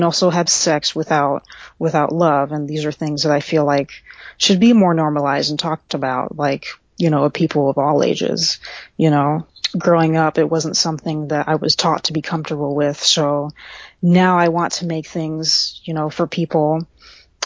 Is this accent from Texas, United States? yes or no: yes; Central Texas, United States; I'm originally from Central Texas